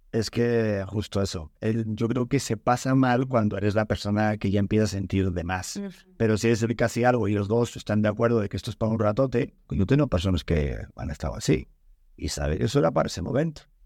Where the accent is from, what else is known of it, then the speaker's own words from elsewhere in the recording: Spain; moved away; de donde vengo, de las tierras de allá de España